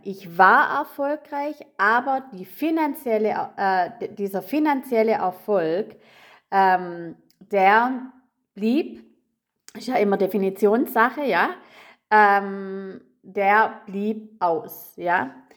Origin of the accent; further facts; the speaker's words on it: Rottweil, Baden-Württemberg, Germany; moved away; also born or lived in Munich; Denn 2012 sind wir von München in meinen Geburtsort gezogen, also Rottweil.